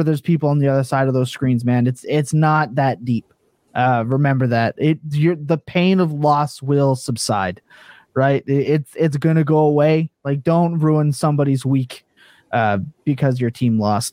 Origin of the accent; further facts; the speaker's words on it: East Coast, Canada; accent: East Coast; It's my East Coast.